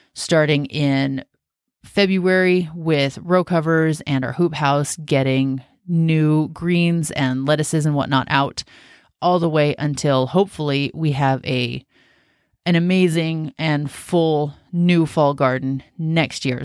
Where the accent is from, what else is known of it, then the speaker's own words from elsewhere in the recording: Washington, United States; moved away as an adult; I grew up in Washington State